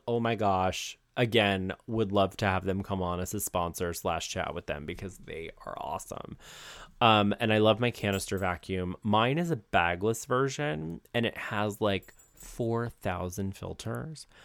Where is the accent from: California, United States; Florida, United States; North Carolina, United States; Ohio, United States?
Ohio, United States; moved away; I'm from Ohio